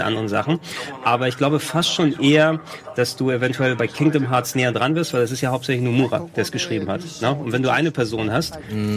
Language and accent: German; near Thessaloniki, Central Macedonia, Greece; now in Germany; in der Nähe von Thessaloniki, wo ich herkomme